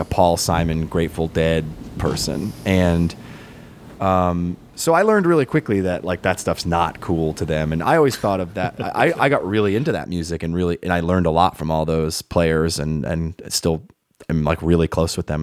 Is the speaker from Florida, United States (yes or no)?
no; Rhode Island, United States; moved away as an adult; also born or lived in Brooklyn, New York / Boston, Massachusetts / upstate New York; I uh, grew up in Rhode Island